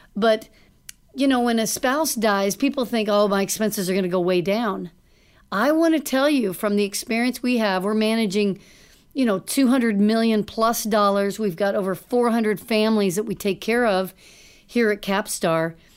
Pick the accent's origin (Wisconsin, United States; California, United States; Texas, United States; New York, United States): Texas, United States; Dallas; I grew up in Dallas